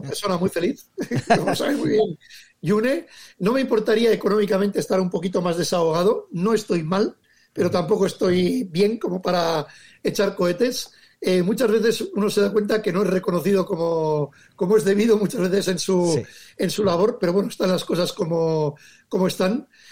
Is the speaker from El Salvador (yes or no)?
no; Legazpi, Basque Country, Spain; mi pueblo Legazpi